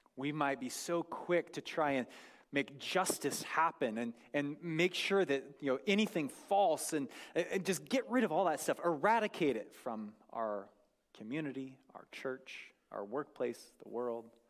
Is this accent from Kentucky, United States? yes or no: no; North Idaho, United States; I grew up in North Idaho